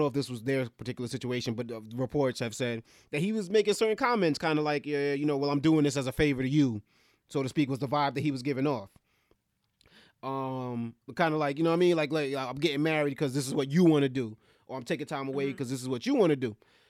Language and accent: English; New York, United States; I grew up in New York all my life